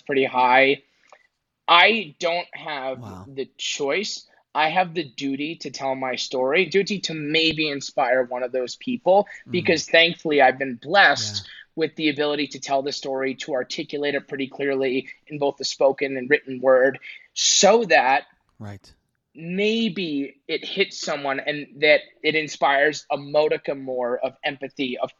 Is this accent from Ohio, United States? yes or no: no; New York, United States; I'm a New Yorker